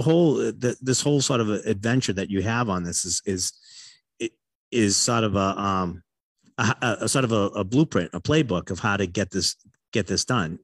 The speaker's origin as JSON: {"language": "English", "region": "Massachusetts", "country": "United States", "tie": "born or raised there", "said": "I'm a northern boy, and I grew up in Massachusetts"}